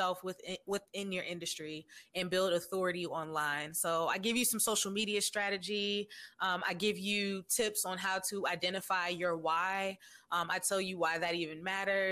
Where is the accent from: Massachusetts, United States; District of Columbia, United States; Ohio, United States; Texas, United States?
District of Columbia, United States; Washington; I was born and raised in Washington, D.C.